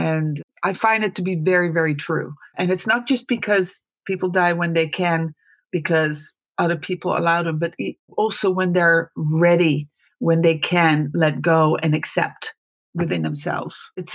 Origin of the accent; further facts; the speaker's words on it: Netherlands; now in California, United States; I was born in the Netherlands. I'm the oldest of four.